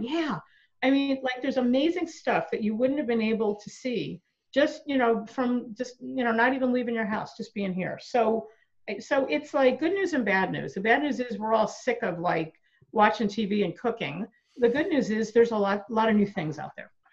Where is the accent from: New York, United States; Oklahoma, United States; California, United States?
New York, United States; moved away; I grew up in New York and I used to go to, into St. Patrick's Cathedral